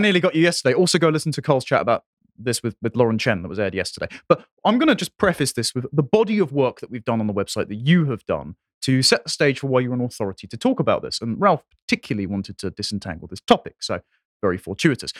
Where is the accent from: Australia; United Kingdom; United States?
United Kingdom; England; I am an Englishman